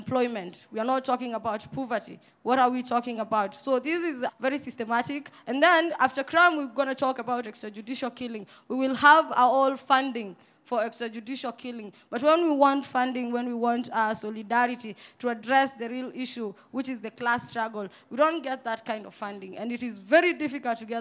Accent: Nairobi, Kenya; I was born and raised in Mukuru Kwajenga

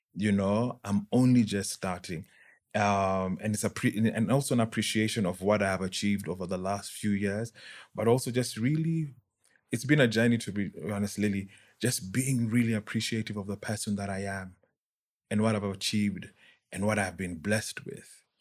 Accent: Nairobi, Kenya; also born or lived in United Kingdom; was born and bred in Nairobi

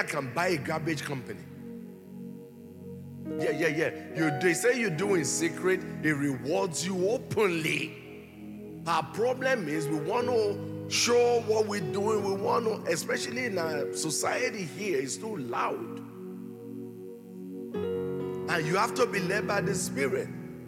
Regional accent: Nigeria; I was born and raised here in Nigeria

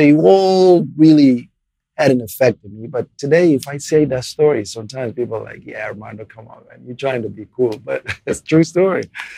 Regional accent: Portugal; English is a second language; moved away; I was an immigrant with, you know, I didn't speak English at the time either.

